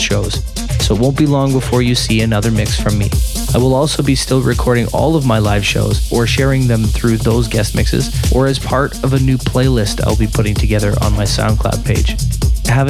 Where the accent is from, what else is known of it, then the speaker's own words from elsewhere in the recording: Canada; here in my home country of Canada